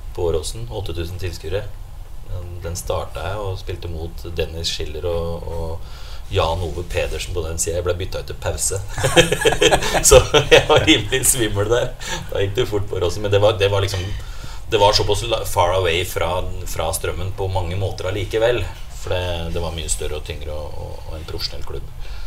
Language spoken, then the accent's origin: Norwegian; Rælingen, Akershus, Norway; also born or lived in Blystadlia; jeg vokste opp de første 13 åra der ute, ute i Rælingen